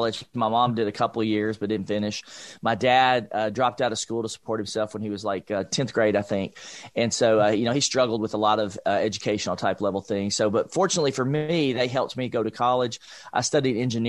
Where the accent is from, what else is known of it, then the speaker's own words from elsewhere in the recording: Nashville, Tennessee, United States; I grew up in East Nashville, Nashville, Tennessee, low-income family